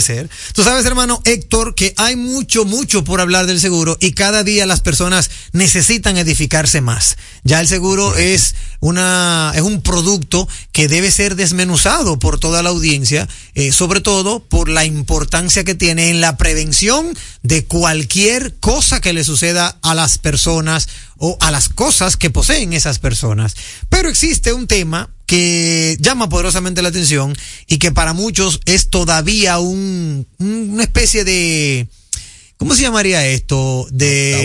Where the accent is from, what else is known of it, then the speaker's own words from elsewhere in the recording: Dominican Republic; yo como dominicano